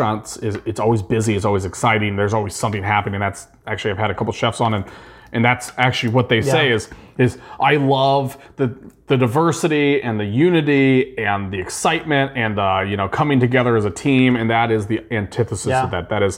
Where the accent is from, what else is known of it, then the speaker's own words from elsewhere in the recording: Midwest, United States; I am from the Midwest. I am an American